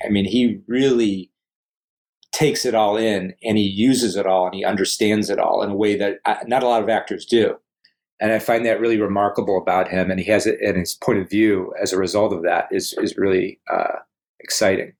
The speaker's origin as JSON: {"language": "English", "town": "Cleveland", "region": "Ohio", "country": "United States", "tie": "born or raised there", "said": "our growing up in Cleveland"}